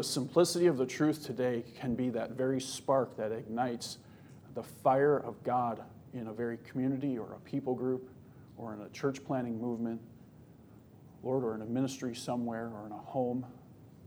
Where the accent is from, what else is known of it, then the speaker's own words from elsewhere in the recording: Milwaukee, Wisconsin, United States; And I'm from up north Wisconsin. I grew up in Milwaukee, which didn't help me at all. And then I moved up north